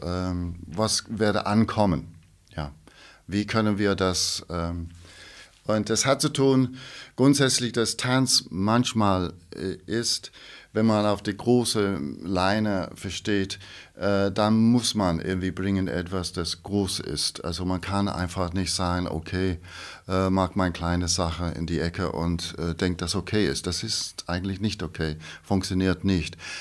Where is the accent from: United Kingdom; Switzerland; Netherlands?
United Kingdom; England; German is a second language; moved away as an adult; also born or lived in Scottish Highlands / London / Ireland; now in Pforzheim, Germany; ich habe eigentlich bin geboren in Schottland, also from the Highlands, ja. Aber ich habe mein ganzes Leben lang eigentlich in England also aufgewachsen war